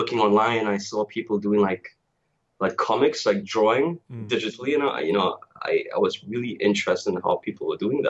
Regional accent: Tobago, Trinidad & Tobago; I'm originally from Trinidad and Tobago. And for those who don't know, that's a twin island republic. It's the last two islands in the Caribbean chain. We have a population of maybe 1.3 million. And I grew up in Tobago

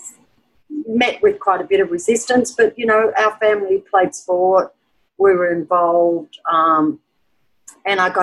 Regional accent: Tenterfield, New South Wales, Australia; now in Byron Bay, Australia; I was born in Tenterfield, and my father's Aboriginal, my mother is Scottish and Polish. I was the last of seven children, and growing up in a small country town

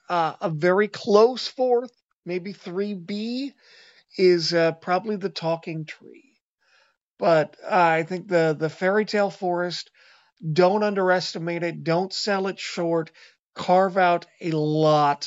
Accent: Seattle, Washington, United States

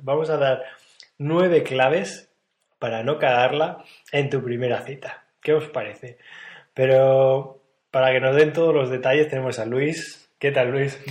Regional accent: Spain; los españoles

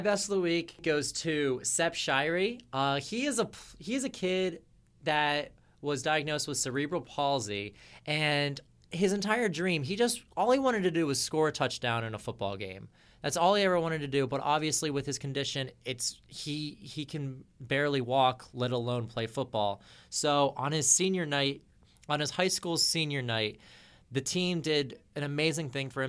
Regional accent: New Jersey, United States; growing up in New Jersey

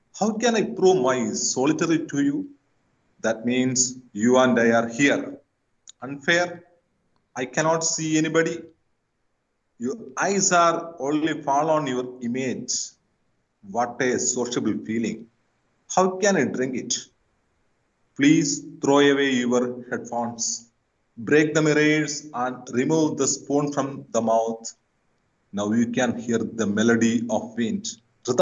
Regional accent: India; English is a second language; my English is not that much good because I'm an Indian

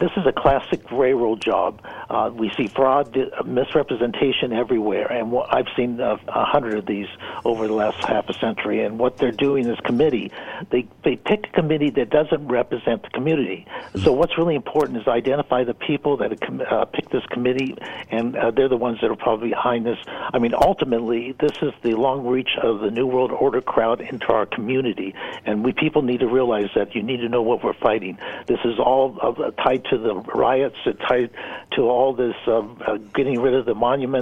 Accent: California, United States; now in Utah, United States; I'm from California

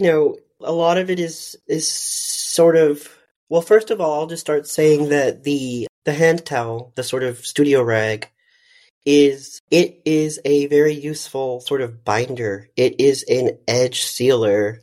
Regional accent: McAllen, Texas, United States; moved away; also born or lived in Dallas, Texas; I'm from the Rio Grande Valley of South Texas

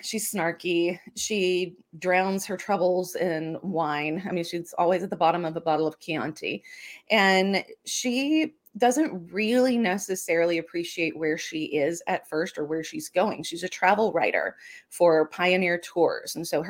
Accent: Louisiana, United States; And with what I grew up around in South Louisiana, ghost stories and things

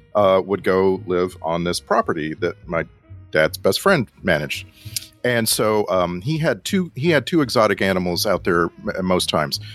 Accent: South Texas, United States; growing up in South Texas

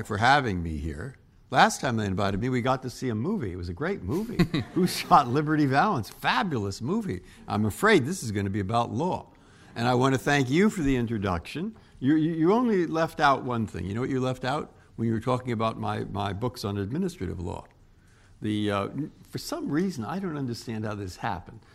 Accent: San Francisco, California, United States; moved away as an adult; also born or lived in Cambridge, Massachusetts; now in Washington, United States; I was born in San Francisco. My family's from San Francisco. I went to Lowell High School.

